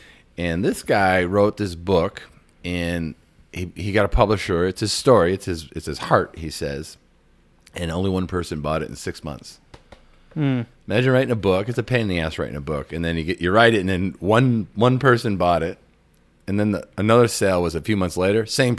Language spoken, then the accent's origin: English; Massachusetts, United States; I grew up in Massachusetts, too.